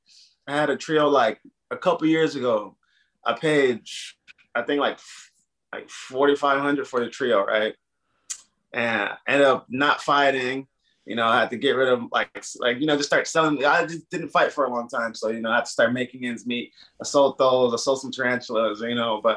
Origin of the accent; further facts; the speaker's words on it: Fontana, California, United States; I grew up in Fontana, San Bernardino